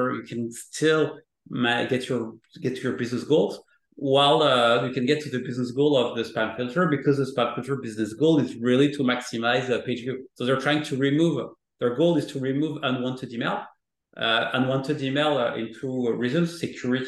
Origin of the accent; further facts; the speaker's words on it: France; moved away; I'm coming from France